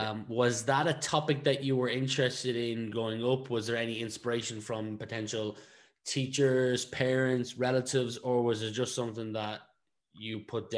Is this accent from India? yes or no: no; Ireland; also born or lived in Leicester, United Kingdom; I was actually born in the UK myself. I was born in Leicester, but moved back to Ireland when I was one and a half, 2 years old.